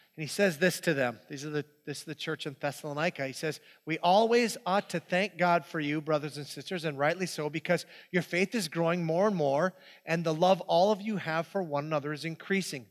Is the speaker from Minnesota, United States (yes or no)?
yes; Hibbing, Minnesota, United States; that's where I grew up. This is my hometown. This is Hibbing, Minnesota.